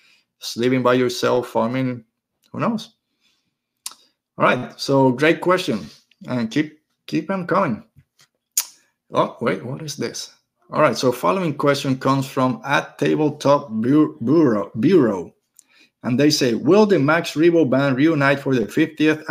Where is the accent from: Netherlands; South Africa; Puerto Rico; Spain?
Puerto Rico; I'm from Puerto Rico. I'm used to the beach. I'm used to the ocean